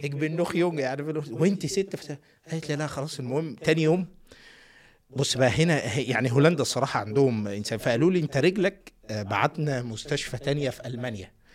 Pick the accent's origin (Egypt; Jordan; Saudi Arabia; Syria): Egypt; Minya, Minya Governorate; moved away; also born or lived in Netherlands; انا ده من المنيا